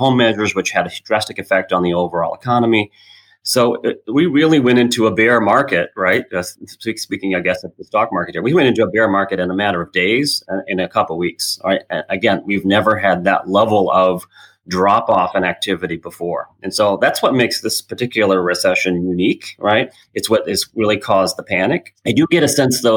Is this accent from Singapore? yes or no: no; Illinois, United States; now in Washington, D.C., United States; We're originally from Illinois